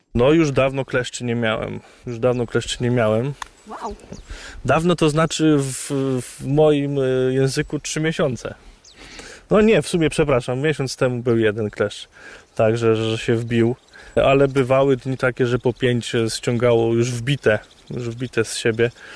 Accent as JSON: {"language": "Polish", "town": "Poniatowa", "region": "Lublin Voivodeship", "country": "Poland", "tie": "born or raised there", "moved": "yes", "said": "Ja pochodzę z Nadleśnictwa Kraśnik, dokładnie z Poniatowej"}